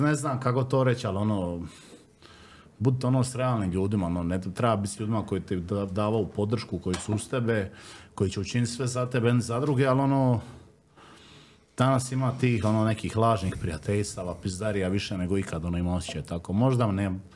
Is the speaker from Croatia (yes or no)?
yes; Solin, Split-Dalmatia County, Croatia; odrastanje u Splitu i Solinu, šta ja znam, ono, uvijek su gledali nas ko seljake, ko evo, on iz Kaštela i ono, mi iz Solina smo gledali na Kaštela ko selo